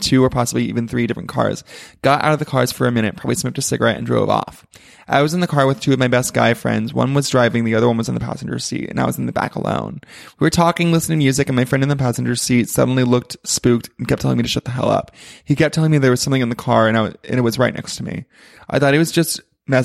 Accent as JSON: {"language": "English", "town": "Plainsboro", "region": "New Jersey", "country": "United States", "tie": "born or raised there", "said": "I grew up in New Jersey, and a part of New Jersey where there are farms everywhere, and it's boring as fuck. It's literally called Plainsboro."}